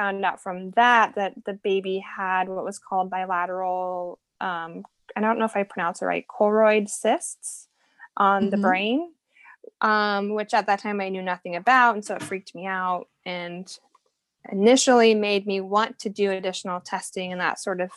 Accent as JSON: {"language": "English", "region": "Iowa", "country": "United States", "also_born_or_lived": "Texas", "moved": "as an adult", "said": "we're from Iowa, but we had moved down to Texas for a couple years"}